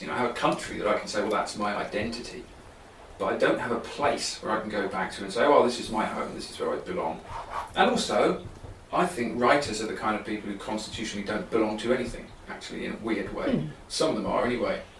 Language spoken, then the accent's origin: English; South East England, United Kingdom; moved away as an adult; also born or lived in Oxford; now in Ireland; I come from the southeast of England. I come from London and Kent. That's where my family are from